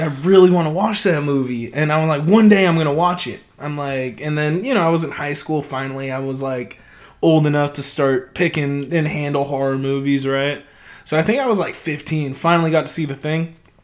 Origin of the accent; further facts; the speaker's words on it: United States; us as American audiences